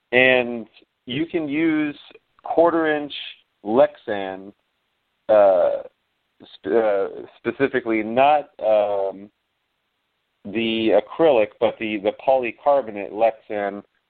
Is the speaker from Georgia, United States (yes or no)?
no; Miami, Florida, United States; We grew up together in Miami. It was just by luck we ended up here in Central Florida together, working together on this new chapter.